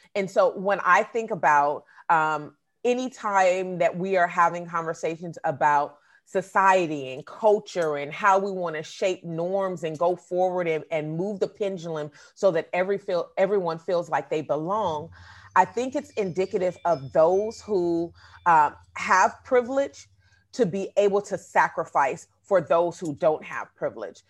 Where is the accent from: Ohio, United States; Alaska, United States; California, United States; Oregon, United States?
California, United States; Oakland; I grew up in the Bay Area, but I've also lived in Southern California.